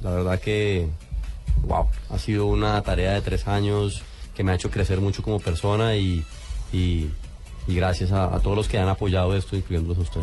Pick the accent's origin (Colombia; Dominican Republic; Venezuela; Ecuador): Colombia; como colombiano estar viviendo y representando a la colombianidad